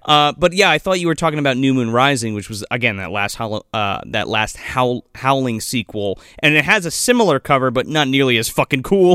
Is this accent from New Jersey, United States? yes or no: yes; New Jersey, United States; we all have origins in, in North Jersey